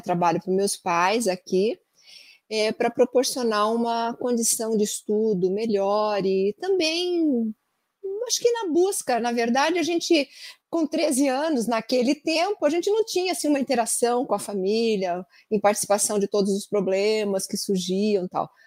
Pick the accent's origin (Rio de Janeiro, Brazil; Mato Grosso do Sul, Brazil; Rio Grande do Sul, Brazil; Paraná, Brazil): Paraná, Brazil; Andirá; now in Curitiba, Brazil; eu sou natural da cidade de Andirá, bem na divisa com São Paulo. E eu nasci e fui criada até os 13 anos lá